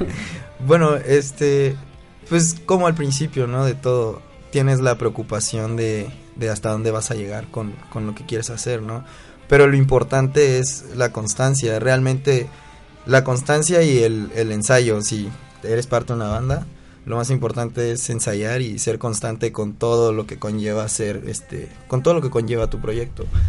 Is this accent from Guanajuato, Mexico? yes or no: no; Chiapas, Mexico; now in Mexico City, Mexico; yo soy de Chiapas